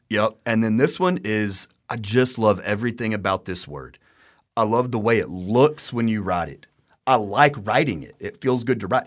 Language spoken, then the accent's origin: English; Texas, United States; We've both lived here our whole lives